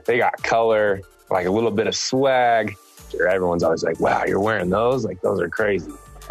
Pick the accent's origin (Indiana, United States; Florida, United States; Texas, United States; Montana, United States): Texas, United States; moved away as an adult; We grew up together in Texas.